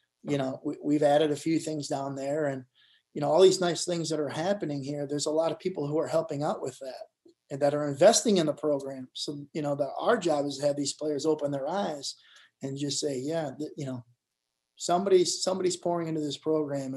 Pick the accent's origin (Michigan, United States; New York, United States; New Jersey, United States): Michigan, United States; I'm from Michigan.